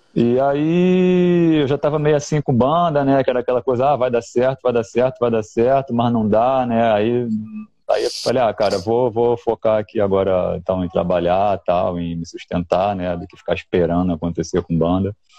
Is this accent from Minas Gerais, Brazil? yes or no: no; Rio de Janeiro, Brazil; Sou do Rio.